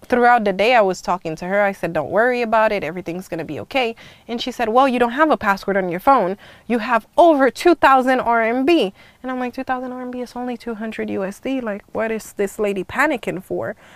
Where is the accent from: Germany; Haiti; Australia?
Haiti; now in United States; I grew up in the Caribbean's uh, West Indies family, uh, Haiti to be more precise, and I spent half of my life in the U.S. Half of my life in Haiti